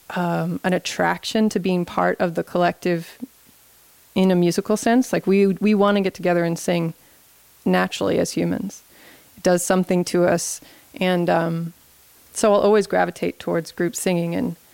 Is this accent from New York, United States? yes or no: no; Louisville, Kentucky, United States; "Oh, I'm from Louisville, and that is a very different place to them. You know, this is the river town, and this tradition is much different.